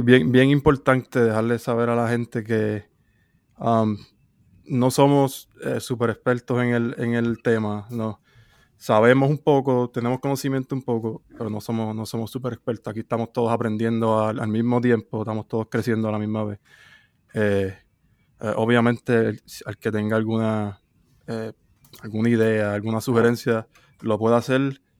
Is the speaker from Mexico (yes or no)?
no; Puerto Rico; soy de Puerto Rico